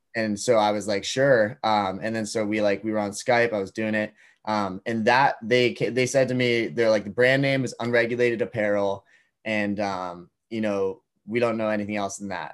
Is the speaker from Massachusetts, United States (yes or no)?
yes; Duxbury, Massachusetts, United States; I grew up in Duxbury, Massachusetts, which is about an hour south